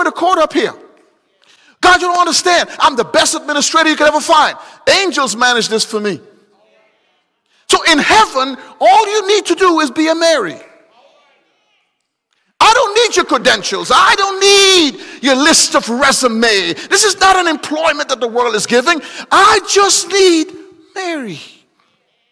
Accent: Guyana; moved away; I'm from Guyana

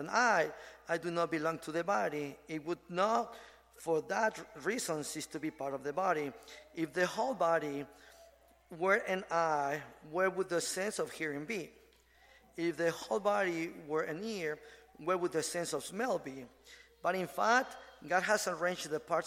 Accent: Mexico City, Mexico; moved away; also born or lived in Ensenada, Mexico; I'm from Mexico City. So when I moved to Ensenada area

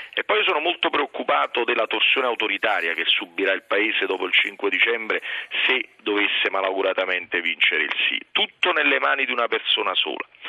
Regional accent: Naples, Campania, Italy; da napoletano

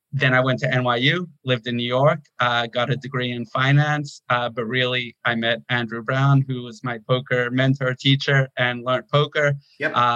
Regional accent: South Africa; also born or lived in Toronto, Canada; Okay. Um, I was born in Toronto. Uh, l- my parents met there and uh, quickly moved out, though, uh, less than a year old. We moved to South Africa

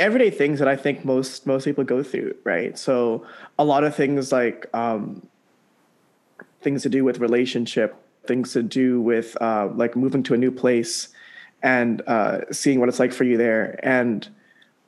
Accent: Mississauga, Ontario, Canada; moved away as an adult; also born or lived in Jakarta, Indonesia / Stoney Creek, Hamilton, Ontario; now in Halifax, Canada; my family moved to Mississauga in 2001.

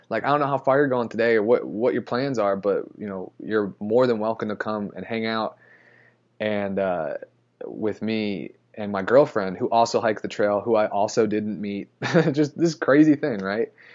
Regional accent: Florida, United States; moved away; I'm from Florida

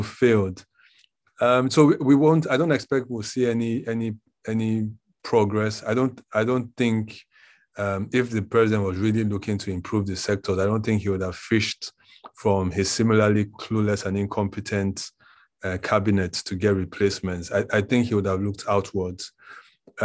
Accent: Edo, Nigeria; I'm from Edo State

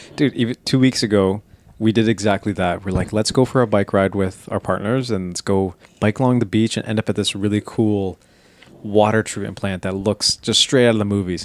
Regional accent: Canada; we're Canadian.

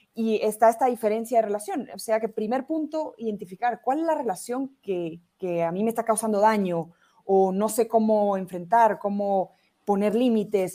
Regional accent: Guatemala; also born or lived in Barcelona, Spain; graduarme en mi país, en Guatemala

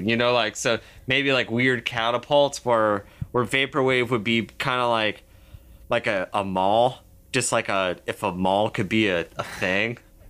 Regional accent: Horseheads, New York, United States; I grew up in upstate New York, and it's very woodsy, and I grew up in a small town called Horsehead, and I lived there.

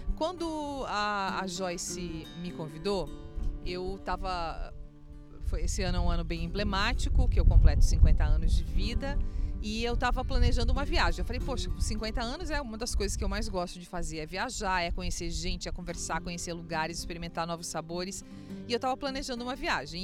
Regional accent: Erechim, Rio Grande do Sul, Brazil; Eu nasci então em Erechim e tive uma infância muito gostosa

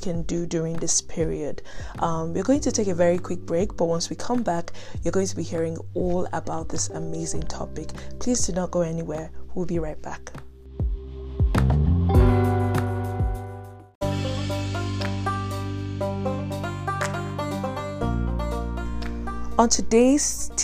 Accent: Nigeria; moved away; in Nigeria, my home country

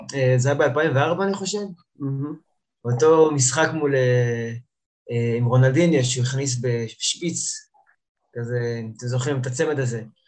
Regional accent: Ge'alim, Central District, Israel; now in Giv'at Shmuel, Israel; אני מאזור אה, לב השרון, גדלתי במושב גאולים, היום אני אה, גר עם אשתי בגבעת שמואל

